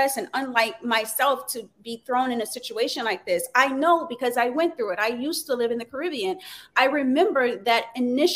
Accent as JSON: {"language": "English", "region": "Louisiana", "country": "United States", "tie": "born or raised there", "said": "I'm from born and raised in Louisiana."}